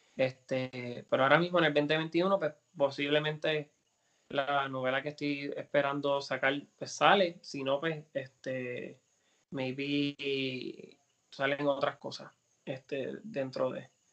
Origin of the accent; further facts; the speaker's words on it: Puerto Rico; es mi tierra, mi isla, mi cultura, es quien yo soy